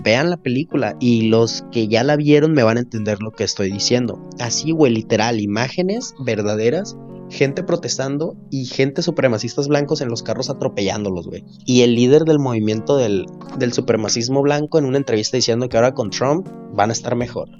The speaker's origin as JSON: {"language": "Spanish", "country": "Mexico", "said": "nosotros como mexicanos"}